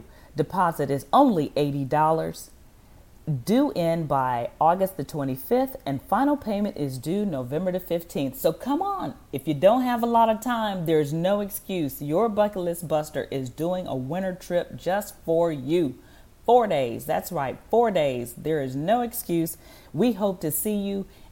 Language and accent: English; Chicago, Illinois, United States; now in Texas, United States; I grew up in the Chicago area